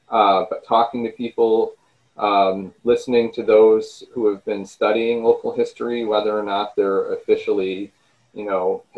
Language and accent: English; Michigan, United States; And of course, I'm from Michigan, and I had spent some time living at some other places.